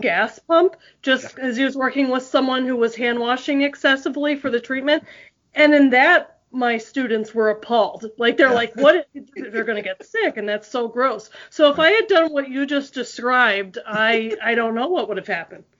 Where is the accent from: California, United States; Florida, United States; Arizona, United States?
Florida, United States; South; moved away; I grew up in South Florida